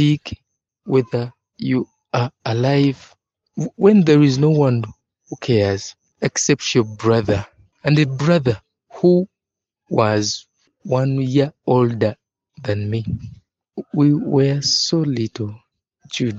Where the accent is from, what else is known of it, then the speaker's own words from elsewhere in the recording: Uganda; I'm 25 years old and I'm from Uganda. Uganda is a country found in East Africa